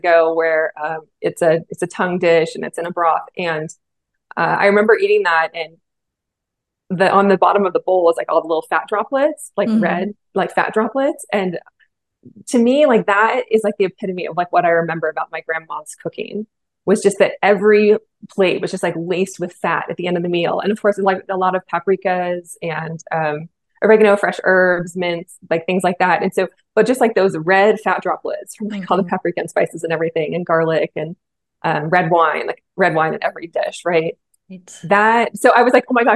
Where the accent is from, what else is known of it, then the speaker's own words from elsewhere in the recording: Bay Area, California, United States; I grew up in the Bay Area in California